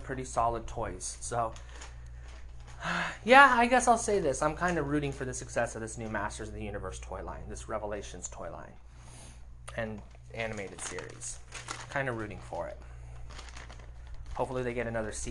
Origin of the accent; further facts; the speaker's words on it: United States; I'm an American